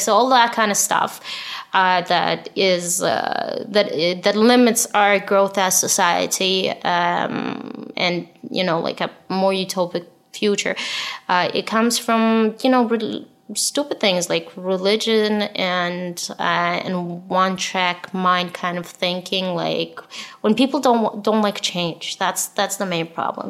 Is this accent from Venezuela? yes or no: no; Israel; English is a second language; I'm from Israel